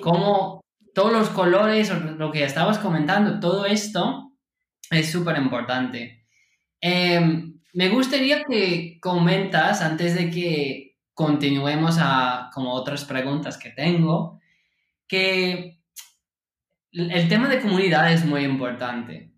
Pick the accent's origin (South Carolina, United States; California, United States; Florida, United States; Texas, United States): California, United States; yo nací en California